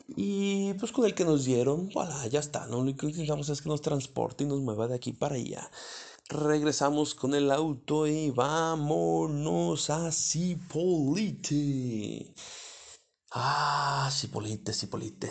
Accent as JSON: {"language": "Spanish", "country": "Mexico", "said": "como buenos mexicanos"}